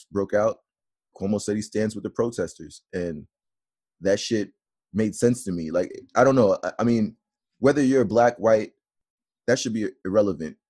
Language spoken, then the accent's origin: English; New York, United States; I'm from New York. We've been on lockdown for a while now. I'm here right now in Brooklyn